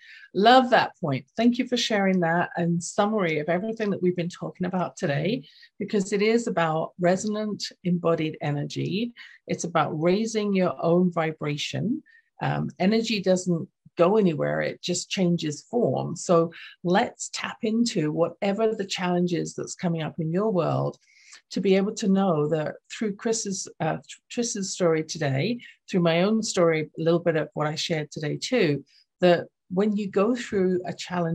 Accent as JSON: {"language": "English", "region": "England", "country": "United Kingdom", "accent": "English", "said": "when I was reading my own book in my lilting English accent for the audio version"}